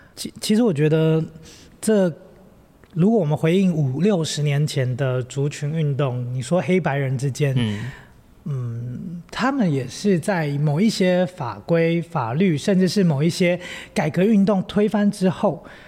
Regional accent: Taipei, Taiwan; moved away as an adult; also born or lived in Hualien; 我们两个背景很像是因为我们都在台北长大

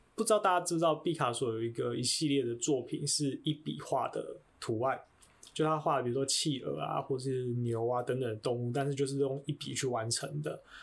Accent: Taiwan; 我出生在台湾

